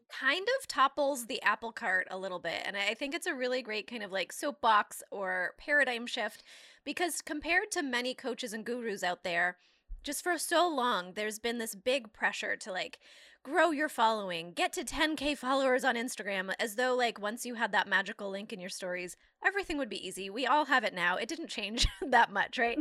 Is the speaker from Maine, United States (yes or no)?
yes; Maine, United States; I'm from Maine